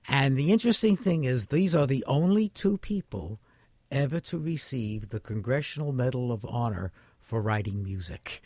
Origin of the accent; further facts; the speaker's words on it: New York City, New York, United States; I was born in the Bronx. I've lived in the Bronx my entire life